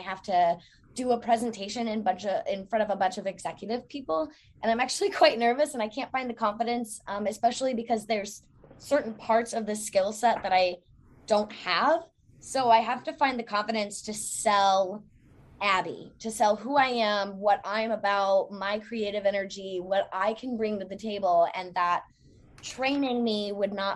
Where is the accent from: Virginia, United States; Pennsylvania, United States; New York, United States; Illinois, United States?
Virginia, United States; Newport News; now in Norfolk, United States; I was born in Newport News